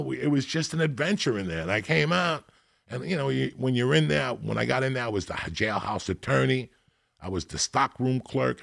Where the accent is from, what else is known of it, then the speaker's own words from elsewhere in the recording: North Bergen, New Jersey, United States; moved away; also born or lived in Denver; I grew up in North Bergen with all those Italians.